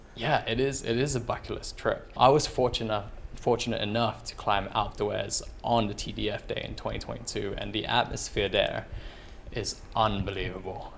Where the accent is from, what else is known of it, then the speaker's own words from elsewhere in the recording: London, United Kingdom; moved away as an adult; also born or lived in Philippines; now in France; originally from the Philippines, grew up for most of my life twenty years in London, and now anywhere in Europe, so I'm a resident of France